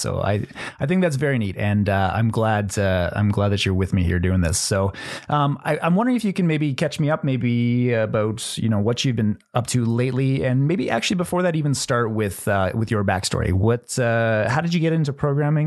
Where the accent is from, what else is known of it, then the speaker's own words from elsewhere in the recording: Northern Canada, Canada; we actually grew up together in the same town. We, we grew up in Northern Canada